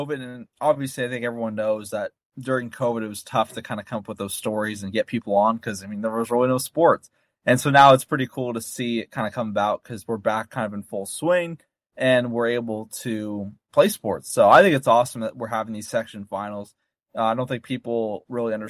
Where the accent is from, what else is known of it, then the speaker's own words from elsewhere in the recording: Roseville, California, United States; I grew up in Roseville.